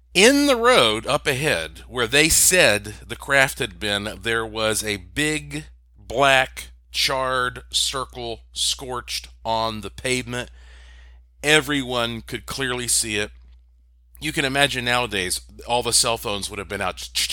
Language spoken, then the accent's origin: English; Asheville, North Carolina, United States; I grew up in Asheville, North Carolina